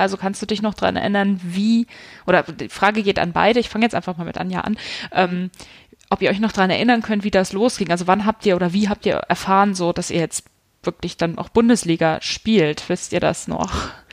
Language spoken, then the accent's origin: German; Hanover, Lower Saxony, Germany; ich komme aus Hannover